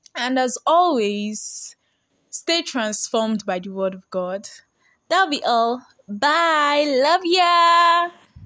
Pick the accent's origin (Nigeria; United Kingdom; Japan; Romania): Nigeria; I'm a Nigerian girl